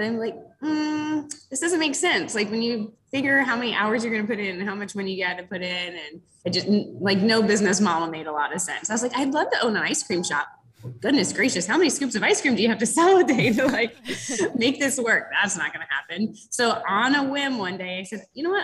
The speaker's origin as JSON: {"language": "English", "region": "Florida", "country": "United States", "moved": "yes", "lives_now": "Rochester, Michigan, United States", "said": "I'm from Florida originally, so most of my friends and family are in Florida"}